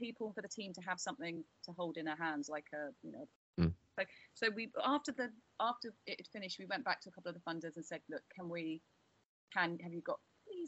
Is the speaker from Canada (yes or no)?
no; United Kingdom; us Brits